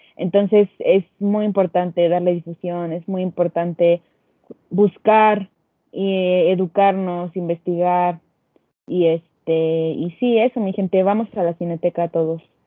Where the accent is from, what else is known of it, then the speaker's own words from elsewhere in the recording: Mexico; nosotros como mexicanos